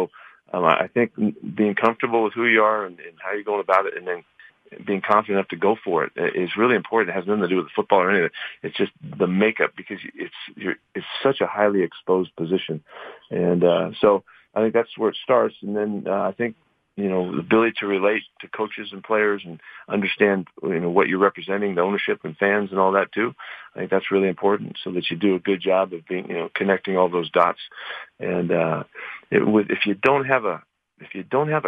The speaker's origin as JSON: {"language": "English", "area": "Bay Area", "region": "California", "country": "United States", "tie": "born or raised there", "said": "I grew up watching him in the Bay Area"}